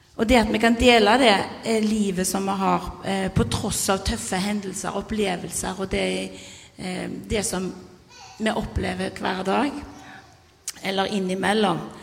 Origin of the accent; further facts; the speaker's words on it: Karmøy, Rogaland, Norway; jeg er fra Karmøy nå, men har bodd her i lenge